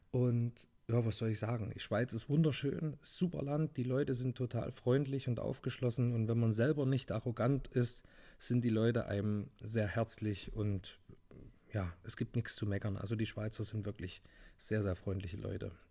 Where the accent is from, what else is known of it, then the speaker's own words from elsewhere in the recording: Thuringia, Germany; moved away; ich hätte wahrscheinlich ein schönes, ruhiges Leben weiter in meinem Heimat Bundesland Thüringen haben können, aber mich hat so ein bisschen in die weite Welt gezogen.